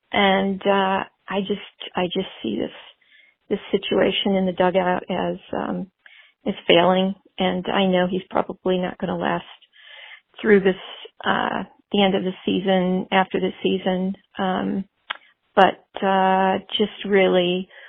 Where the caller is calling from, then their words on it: Irvine, California, United States; I'm calling from Irvine.